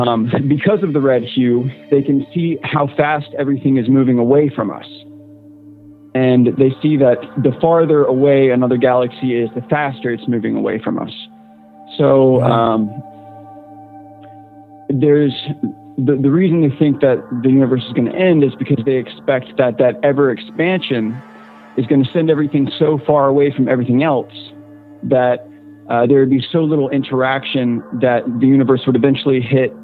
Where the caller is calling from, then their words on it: Central Virginia, United States; I am calling from Central Virginia.